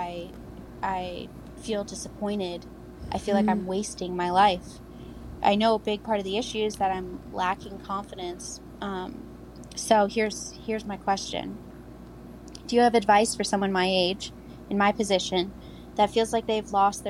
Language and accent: English; Pacific Northwest, United States; also born or lived in Chicago area; now in Chicago, United States; I'm from the Pacific Northwest, but I live in the Chicago area